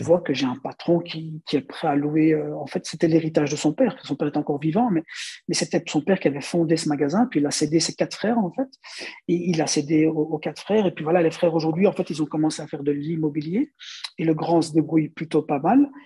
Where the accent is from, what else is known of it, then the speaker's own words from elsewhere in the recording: Belgium; chez nous, en Belgique, ceux qui font les meubles, c'est les Belges, bien sûr, parce qu'on est en Belgique